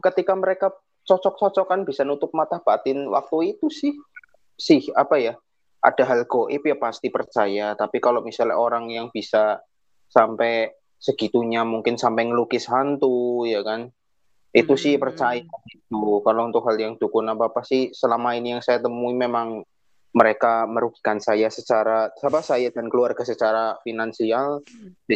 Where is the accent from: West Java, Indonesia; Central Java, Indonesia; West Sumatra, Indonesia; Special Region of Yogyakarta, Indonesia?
Central Java, Indonesia; Purwokerto; Halo, kawan lintas dimensi. Salam kenal. Saya dari Purwokerto.